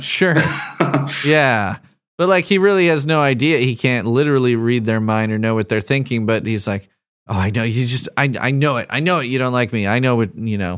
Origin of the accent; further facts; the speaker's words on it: Chicago, Illinois, United States; I grew up in Chicago